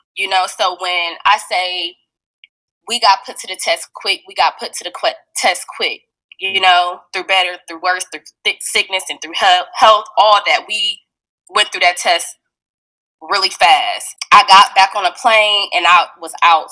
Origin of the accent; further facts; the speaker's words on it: Fort Wayne, Indiana, United States; I'm from Fort Wayne, Indiana, um, and I'm still currently living in Fort Wayne, Indiana right now.